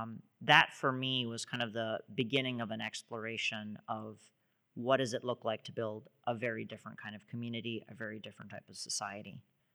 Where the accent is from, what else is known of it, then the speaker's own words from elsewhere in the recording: Jersey City, New Jersey, United States; So I grew up in Jersey City, New Jersey. This is right across the river from Manhattan.